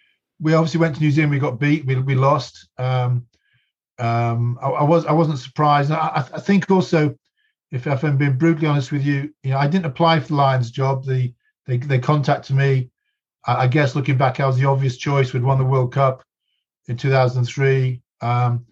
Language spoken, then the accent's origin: English; England, United Kingdom; I'm very English.